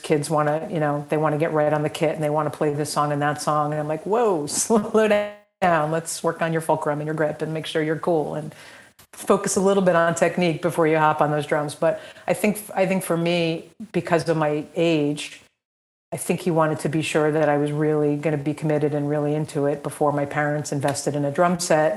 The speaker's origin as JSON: {"language": "English", "town": "Montville", "region": "New Jersey", "country": "United States", "tie": "born or raised there", "said": "grew up in Montville, New Jersey, not Montvale. Montvale is Bergen County. Montville is Morris County."}